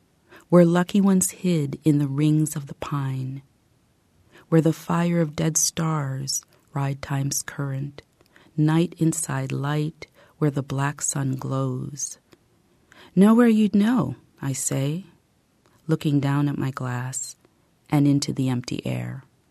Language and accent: English; Canada; also born or lived in United States / Paris, France; I grew up largely in Canada and the U.S. I was born in Paris.